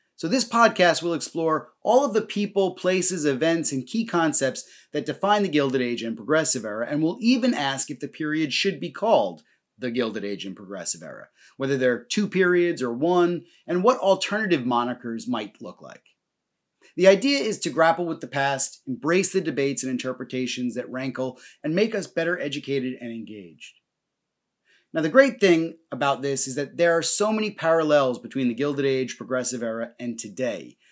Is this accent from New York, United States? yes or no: no; New Jersey, United States; moved away as an adult; also born or lived in London; now in Ireland; I grew up in New Jersey